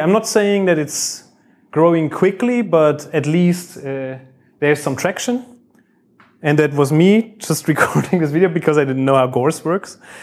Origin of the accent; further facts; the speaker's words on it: Bavaria, Germany; now in Düsseldorf, Germany; I work in Düsseldorf. I come from Bavaria.